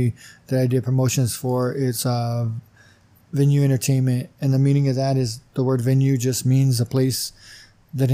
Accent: Imperial, California, United States; born and raised in Imperial.

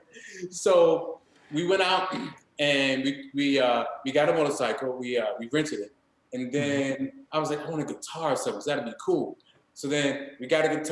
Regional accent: Maryland, United States; also born or lived in Washington, D.C.; born in Washington, D.C., grew up in Maryland.

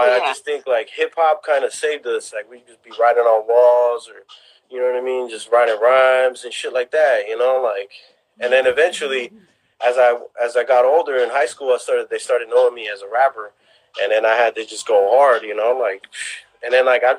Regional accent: South San Francisco, California, United States; although we ain't from the city, you know, we got our own kind of thing, you know, going on out here in the West Bay

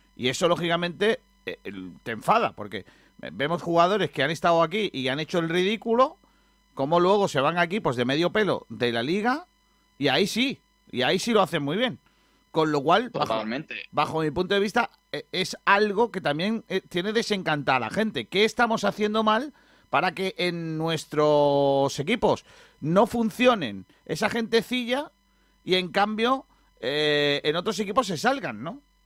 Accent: Rincón de la Victoria, Andalusia, Spain; un tío de mi pueblo

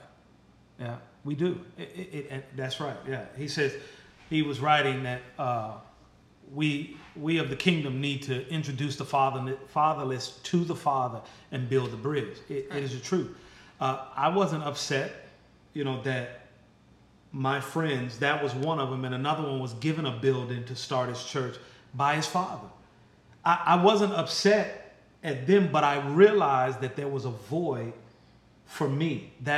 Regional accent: Chicago, Illinois, United States; I grew up in Chicago, Illinois.

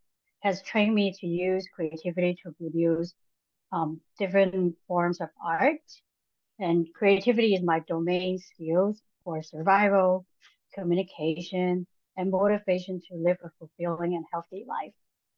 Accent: Hong Kong; English is a second language; moved away as an adult; now in Los Angeles, United States; So I went to art school when I moved to Los Angeles from Hong Kong.

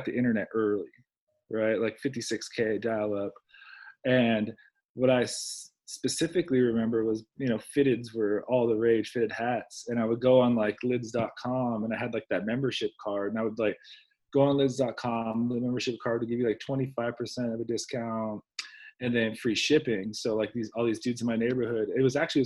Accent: Fillmore, California, United States; I grew up in Fillmore, California, which is like Ventura County

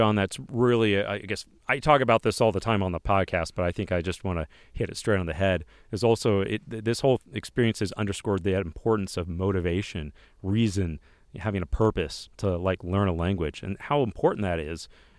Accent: Illinois, United States; now in Utah, United States

